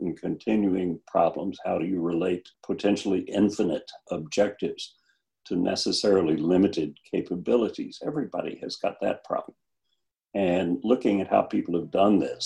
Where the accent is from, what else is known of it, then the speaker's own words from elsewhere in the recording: Cotulla, Texas, United States; moved away; my hometown in Texas, which is Cotulla, about halfway between Laredo and San Antonio